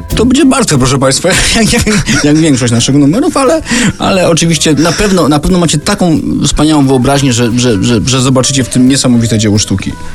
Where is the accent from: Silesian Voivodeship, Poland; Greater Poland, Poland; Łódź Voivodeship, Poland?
Silesian Voivodeship, Poland; Sosnowiec; also born or lived in Katowice; ja urodziłem się w Sosnowcu, ale w zasadzie pół życia mieszkałem w Katowicach